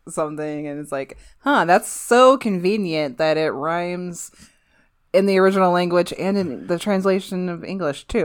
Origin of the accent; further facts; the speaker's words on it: Midwest, United States; I'm from the Midwest, so there's, like, nothing here.